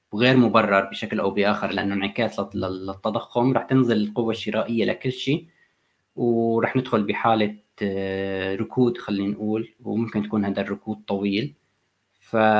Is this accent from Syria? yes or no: yes; Syria; moved away; انا سوري